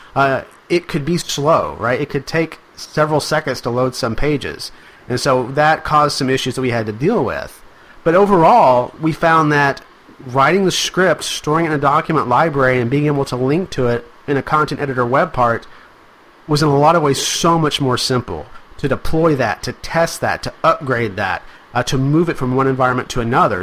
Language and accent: English; Arkansas, United States; I'm from Arkansas